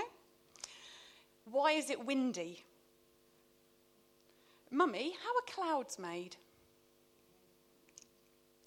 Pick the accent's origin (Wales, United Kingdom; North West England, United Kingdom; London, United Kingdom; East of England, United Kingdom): East of England, United Kingdom; Luton; moved away; my hometown of Luton